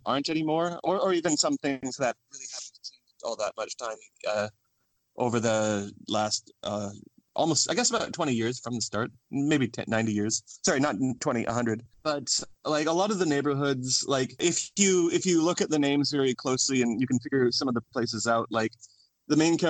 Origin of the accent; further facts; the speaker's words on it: Edmonton, Alberta, Canada; now in Korea; my hometown, Edmonton, Canada